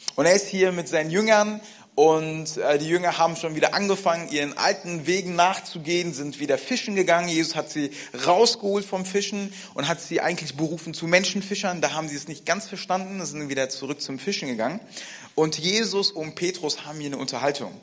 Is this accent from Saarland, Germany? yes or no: no; Frankfurt, Hesse, Germany; Ich bin in Frankfurt aufgewachsen